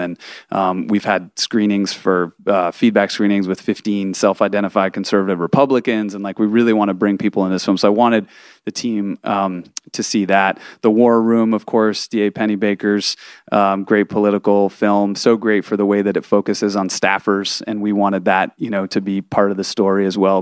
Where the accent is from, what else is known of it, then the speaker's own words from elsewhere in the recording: Boston, Massachusetts, United States; moved away; also born or lived in Texas; I'm from Boston originally